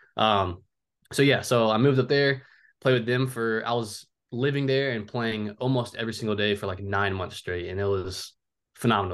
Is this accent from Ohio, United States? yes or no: yes; Cincinnati, Ohio, United States; also born or lived in Oahu, Hawaii; I'm from originally from Oahu, Hawaii, um, but I've lived in Cincinnati, Ohio, pretty much just about my whole life